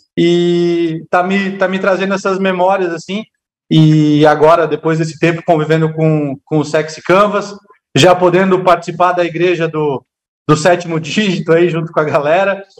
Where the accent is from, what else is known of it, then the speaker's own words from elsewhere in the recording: Blumenau, Santa Catarina, Brazil; Eu sou de Blumenau, uma cidade alemã